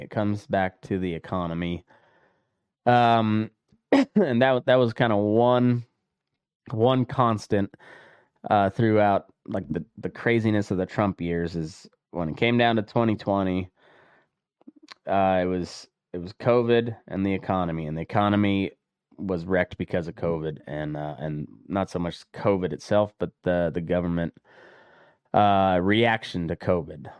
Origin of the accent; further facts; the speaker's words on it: Colorado, United States; my home state of Colorado